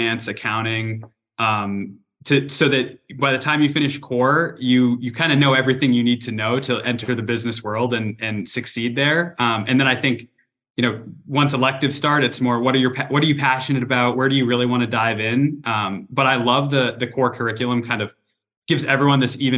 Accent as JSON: {"language": "English", "region": "New Hampshire", "country": "United States", "also_born_or_lived": "North Carolina", "moved": "as an adult", "said": "originally I'm from New Hampshire"}